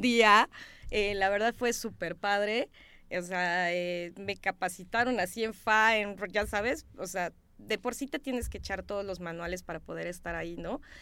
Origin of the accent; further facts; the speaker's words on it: Chiapas, Mexico; also born or lived in Simojovel de Allende; yo soy de Chiapas. Este, mis papás son de un, un pueblo que se llama Simojovel de Allende